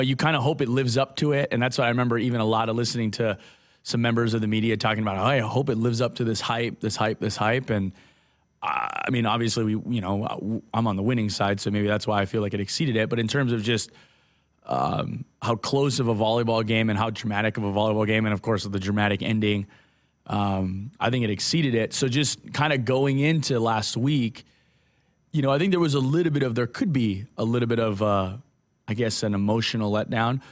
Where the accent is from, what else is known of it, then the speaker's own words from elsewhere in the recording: Hawaii, United States; moved away; I grew up, I grew up in Hawaii